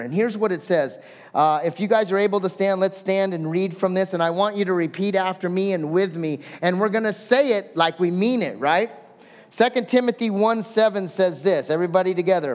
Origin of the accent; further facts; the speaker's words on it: Southern California, United States; I'm actually from Southern California